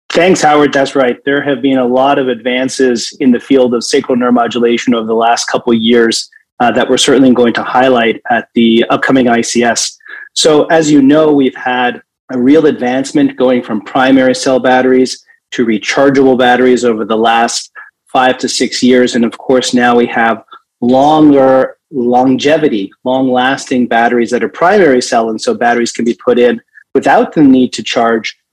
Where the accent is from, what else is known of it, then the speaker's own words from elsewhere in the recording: Toronto, Ontario, Canada; my hometown of Toronto